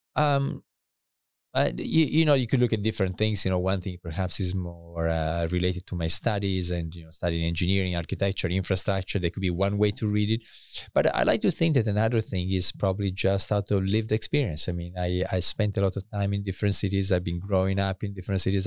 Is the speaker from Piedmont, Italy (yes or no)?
yes; countryside near Asti, Piedmont, Italy; moved away as an adult; also born or lived in Paris / Cambridge, United Kingdom / Cambridge, Massachusetts; I was born in Italy, northern Italy. Uh, my family is both from Milan and Turin. And then, uh, I actually grew up for a few years also in, uh, in, uh, in the countryside next to Asti